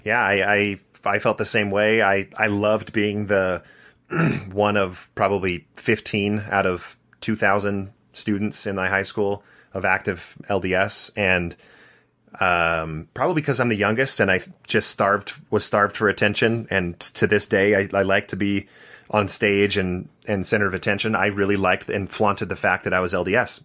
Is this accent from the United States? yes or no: yes; Santa Barbara, California, United States; I grew up in Santa Barbara, California.